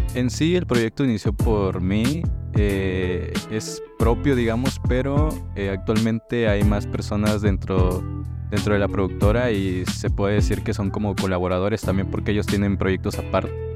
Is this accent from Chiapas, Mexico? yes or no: yes; Tuxtla Gutiérrez, Chiapas, Mexico; yo soy aquí de Tuxtla Gutiérrez